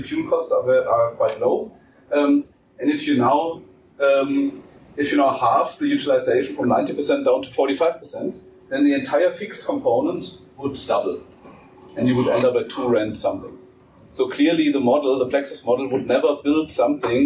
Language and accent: English; Germany; now in South Africa; from my home country in Germany